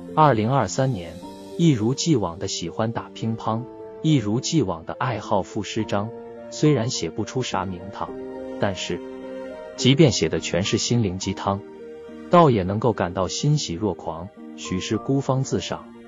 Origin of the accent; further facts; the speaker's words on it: northern Hubei mountain area, China; moved away; 我是来自鄂北山区的穷乡僻壤的下里巴人